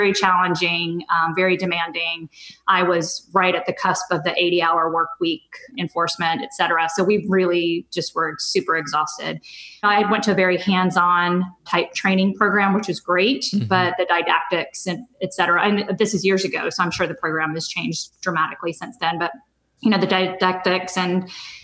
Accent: Southern California, United States; moved away as an adult; I'm originally from Southern California, so I was happy to be back in California

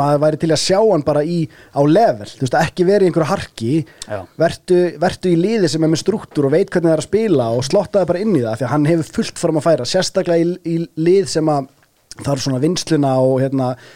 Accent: Iceland; okkur sem erum Íslendingar

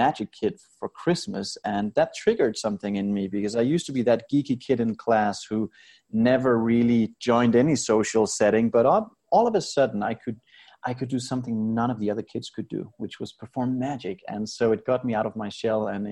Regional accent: Denmark; moved away as an adult; now in Las Vegas, United States; I grew up in Denmark in Europe and had a very happy childhood.

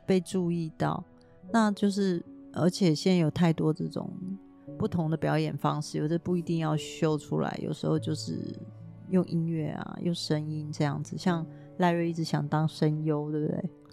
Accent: Taiwan; 我生在台湾

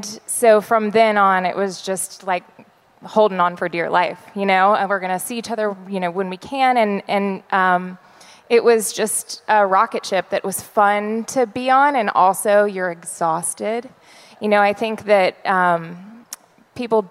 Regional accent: Nashville, Tennessee, United States; I grew up in Nashville

